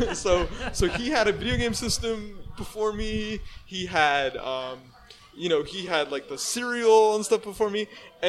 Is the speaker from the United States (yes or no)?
no; Vancouver, British Columbia, Canada; moved away as an adult; also born or lived in Surrey, British Columbia / White Rock, British Columbia; now in Toronto, Canada; I grew up in Vancouver. And White Rock is sort of my home because, you know, that's where I spent my high school years.